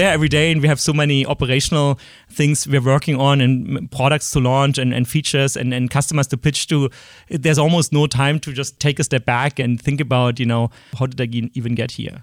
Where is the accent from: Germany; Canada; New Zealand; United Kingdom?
Germany; Berlin; accent: German; English is a second language; moved away; I grew up in East Berlin